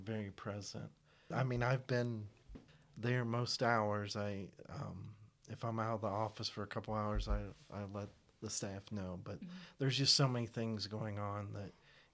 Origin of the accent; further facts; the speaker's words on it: Orrville, Ohio, United States; I was born in Orrville